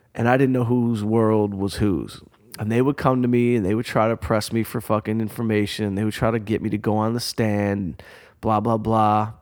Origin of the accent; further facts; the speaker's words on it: Detroit, Michigan, United States; growing up outside Detroit